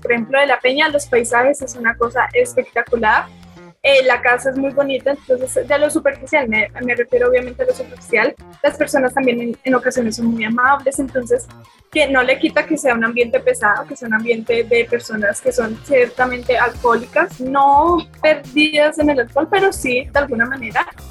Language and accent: Spanish; Bogotá, Colombia; now in Jardín, Colombia; yo nací en Bogotá, pero estaba constantemente, constantemente yendo al campo